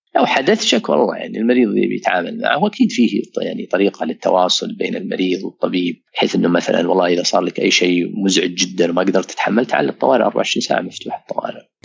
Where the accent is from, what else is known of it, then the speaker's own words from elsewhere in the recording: Saudi Arabia; عندنا في السعوديه